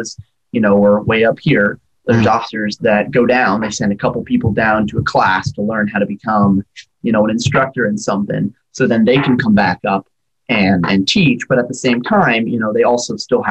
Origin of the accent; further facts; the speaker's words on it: Oregon, United States; now in Alaska, United States; I grew up in Oregon